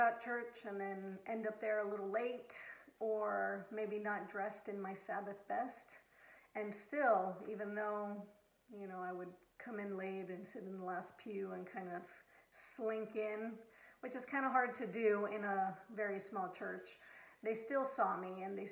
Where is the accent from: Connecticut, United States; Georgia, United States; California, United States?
California, United States; Southern; moved away as an adult; also born or lived in Abilene, Texas; Growing up in Southern California